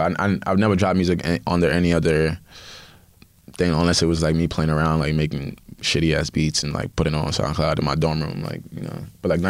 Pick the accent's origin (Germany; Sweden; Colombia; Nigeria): Nigeria; being not African, being Nigerian first, but also being African overall